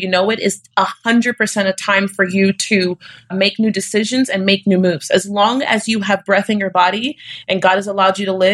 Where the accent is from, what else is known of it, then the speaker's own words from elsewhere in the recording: Florida, United States; I'm from Florida.